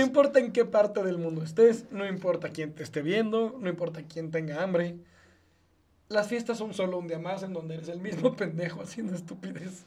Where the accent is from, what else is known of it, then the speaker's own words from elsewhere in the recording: Mexico; also born or lived in Israel; Como mexicano viviendo en este país toda la vida, un año no lo viví aquí. Un año lo viví en un país lejano llamado Israel.